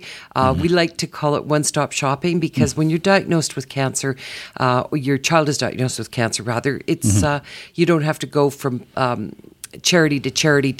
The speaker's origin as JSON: {"language": "English", "town": "Calgary", "region": "Alberta", "country": "Canada", "tie": "born or raised there", "said": "Calgary is home for me originally. Born and raised."}